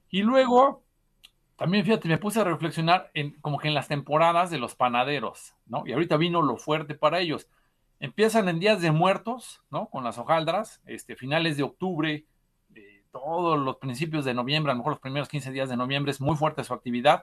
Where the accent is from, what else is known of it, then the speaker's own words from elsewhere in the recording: Puebla, Mexico; como, como poblanos